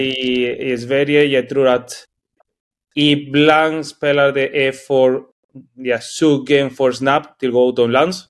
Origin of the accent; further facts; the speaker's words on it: Spain; Swedish is a second language; moved away as an adult; also born or lived in Norway; now in Sweden; jag är från Spanien